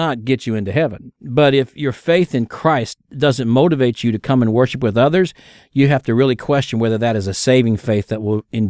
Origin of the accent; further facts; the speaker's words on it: Kansas City, Missouri, United States; I'm from Kansas City. That's Hallmark's world headquarters, the whole bit.